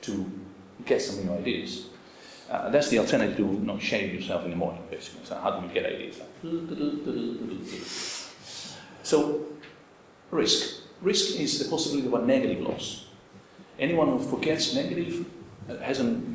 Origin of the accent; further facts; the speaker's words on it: Rome, Lazio, Italy; I grew up in suburbia in Rome